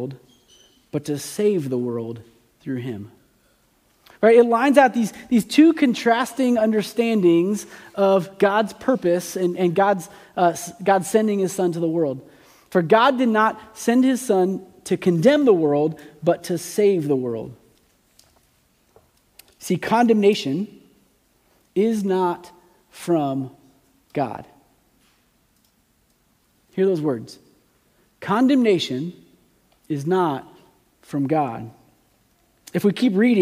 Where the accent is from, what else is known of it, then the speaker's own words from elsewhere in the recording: United States; as an American